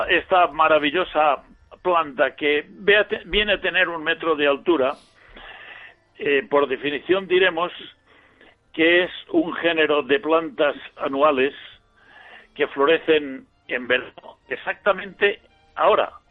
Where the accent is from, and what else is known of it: Villarreal, Valencian Community, Spain; born or raised there